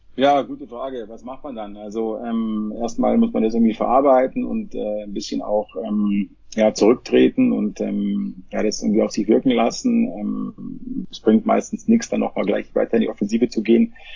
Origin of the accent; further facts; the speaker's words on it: Munich, Bavaria, Germany; ich komme ja aus München, mitten aus der Stadt, ja, ich bin immer mit den Menschen aufgewachsen